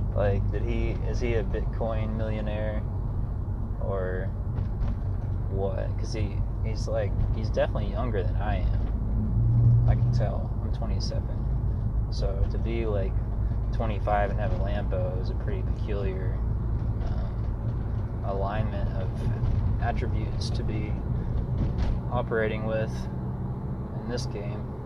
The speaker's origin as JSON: {"language": "English", "region": "Arkansas", "country": "United States", "tie": "born or raised there", "moved": "yes", "lives_now": "Austin, United States", "said": "my hometown uh, in Arkansas"}